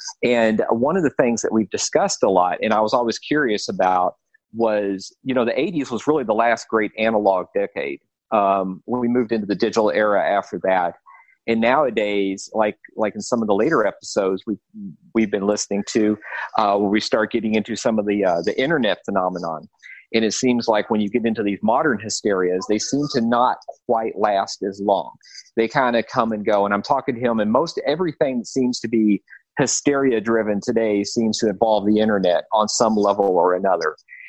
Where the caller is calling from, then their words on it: California, United States; I'm in the San Gabriel Valley, east of downtown LA. So I'm in the metropolitan area of Los Angeles.